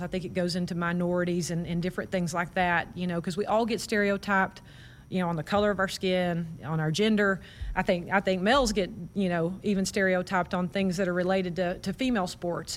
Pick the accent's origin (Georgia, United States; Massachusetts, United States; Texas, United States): Texas, United States; Waco; moved away as an adult; now in Nebraska, United States; I grew up in Waco